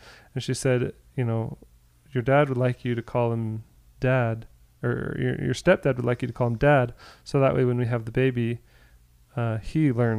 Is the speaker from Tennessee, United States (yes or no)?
no; Portland, Oregon, United States; born there; also born or lived in California / France / Florida; I was born in Portland, Oregon. We lived in California where Matthew was born. We moved to France. We moved to Florida where Marshall was born.